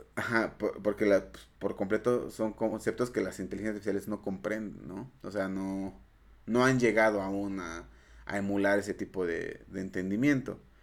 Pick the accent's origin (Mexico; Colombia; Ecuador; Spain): Mexico; soy un mexicano, este, matemático